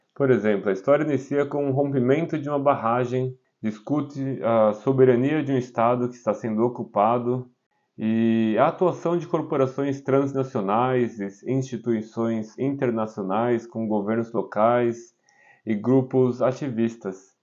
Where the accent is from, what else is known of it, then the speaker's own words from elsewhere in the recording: São Paulo, Brazil; moved away as an adult; also born or lived in Caraguatatuba, Brazil / India / Italy; now in Augsburg, Germany; nasci na cidade de Caraguatatuba, em São Paulo. Sou caiçara, apaixonado pela cultura do litoral, mas cresci e morei na capital durante muitos anos da minha